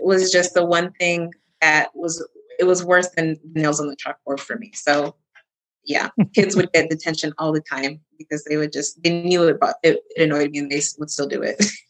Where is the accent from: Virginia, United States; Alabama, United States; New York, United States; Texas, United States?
Texas, United States; moved away; I'm originally from Texas. So yeah, I got to support a fellow Texan